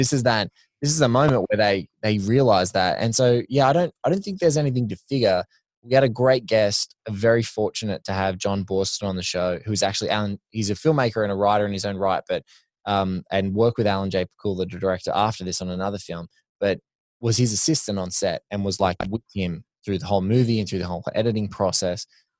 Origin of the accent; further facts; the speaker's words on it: Australia; you know, you're Canadian, I'm Aussie.